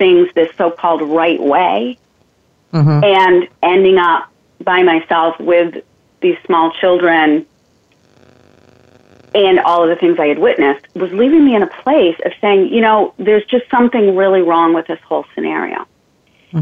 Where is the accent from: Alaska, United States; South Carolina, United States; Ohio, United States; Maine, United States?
Maine, United States; moved away as an adult; also born or lived in Germany / Missouri; my home of Maine, my home state of Maine